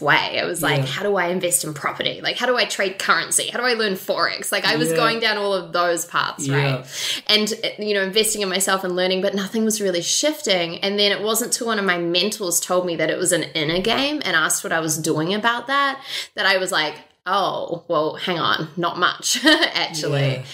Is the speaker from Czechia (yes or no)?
no; Auckland, New Zealand; growing up in Auckland, New Zealand